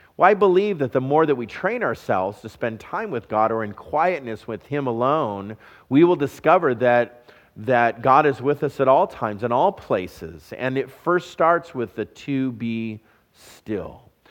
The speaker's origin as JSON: {"language": "English", "region": "Southern California", "country": "United States", "tie": "born or raised there", "moved": "yes", "said": "I'm a California boy. I was raised in Southern California"}